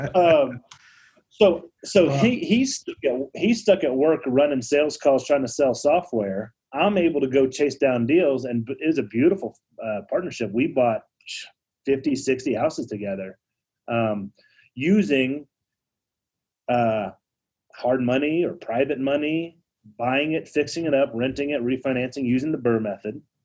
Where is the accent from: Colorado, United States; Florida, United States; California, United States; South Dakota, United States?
Colorado, United States; Denver; I'm from Denver